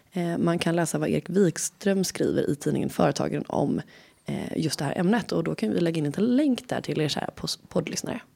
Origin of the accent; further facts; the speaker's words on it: Gothenburg, Västra Götaland, Sweden; accent: Gothenburg dialect; jag är från Göteborg